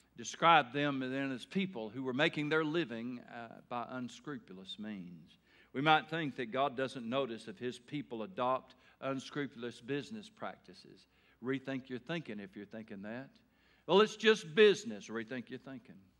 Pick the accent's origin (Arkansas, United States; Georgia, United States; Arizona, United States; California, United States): Arkansas, United States; Taylor; Growing up in Taylor, Arkansas